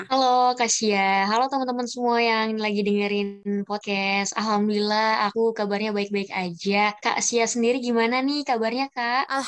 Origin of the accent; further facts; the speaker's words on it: North Jakarta, Jakarta, Indonesia; now in Bogor, Indonesia; aku jadi nggak bisa pulang ke tempat asalku yaitu di Jakarta Utara, makanya aku tetap stay di Bogor.